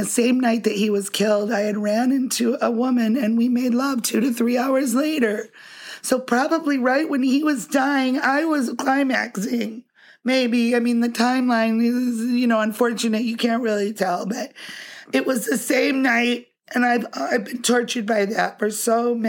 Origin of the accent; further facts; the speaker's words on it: Ann Arbor, Michigan, United States; born there; I was born in Ann Arbor, Michigan.